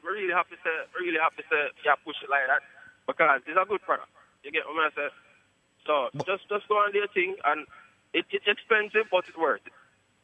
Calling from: Poughkeepsie, New York, United States; You know, my call is from upstate New York.

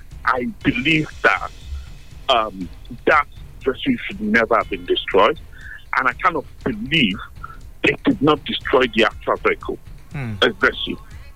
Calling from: London, United Kingdom; I'm calling from a village right here in North London.

